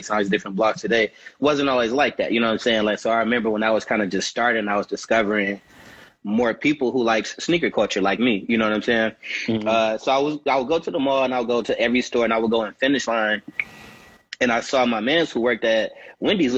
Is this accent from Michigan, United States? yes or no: yes; Detroit, Michigan, United States; I'm from Detroit. You know what I'm saying? West Side, 7 Mile, Cass Tech in the building. You know, but I have a really, you know, strong love for the city, you know what I'm saying, growing up in Detroit